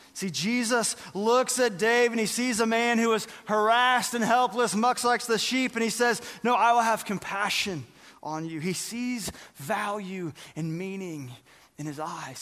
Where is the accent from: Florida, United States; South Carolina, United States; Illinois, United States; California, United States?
California, United States; Northern; I remember being in elementary school, growing up in Northern California